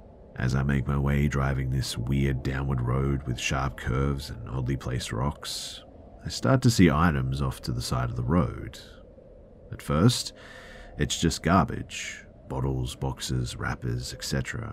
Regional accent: New York City, New York, United States; also born or lived in North Carolina; I was born in New York City and then spent half of my childhood in NC.

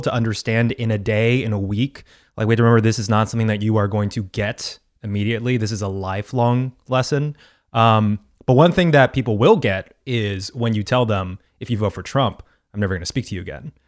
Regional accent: Texas, United States; I'm from Texas

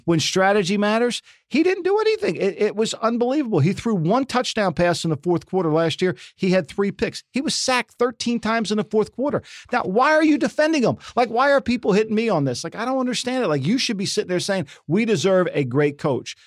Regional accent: Atlantic City, New Jersey, United States; born or raised there; moved away

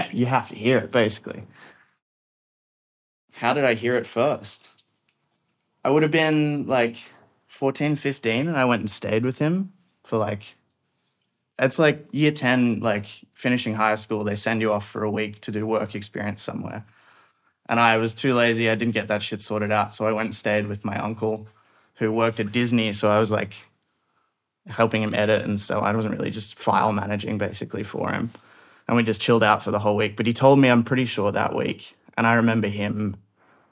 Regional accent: Sydney, New South Wales, Australia; I'm from Sydney, Australia

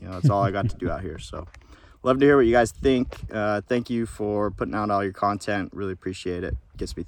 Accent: Laguna Hills, California, United States; I'm originally from Orange County. Shout out Laguna Hills.

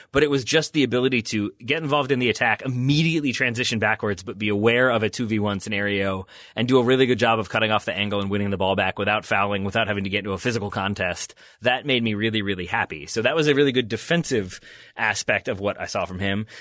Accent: United States

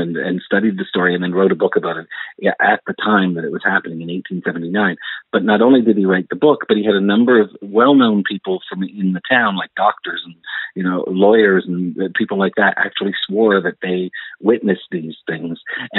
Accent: Amherst, Nova Scotia, Canada; now in Dorchester, Canada; I was born and raised in Amherst, Nova Scotia, so I've been aware of the Great Amherst Mystery my whole life. I've lived around the country, but currently I'm in Dorchester, New Brunswick.

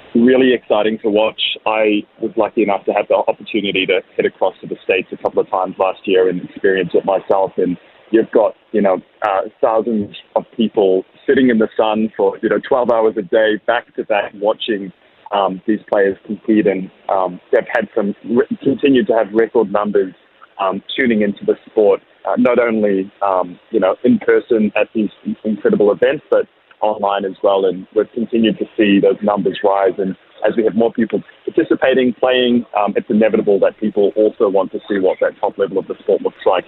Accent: New Zealand; now in Australia; I'm a Kiwi

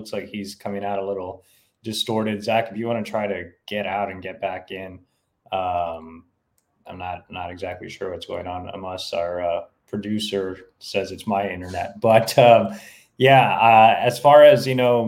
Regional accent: Texas, United States; moved away as an adult; also born or lived in Chicago; I'm from Texas, but obviously I lived in Chicago for 4 years or so

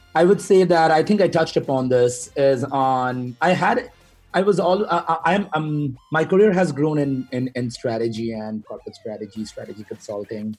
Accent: Kolkata, West Bengal, India; moved away; i'm originally from uh, india and uh, traveled uh, in various cities within india mainly from a city named uh, calcutta

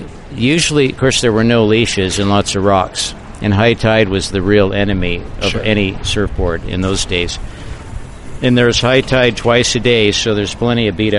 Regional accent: Santa Barbara, California, United States; now in Half Moon Bay, United States; because I was raised in Santa Barbara, and that's where my business was, people think of me as a Santa Barbara guy. Well, I've lived in Half Moon Bay for about, I think, since 1980.

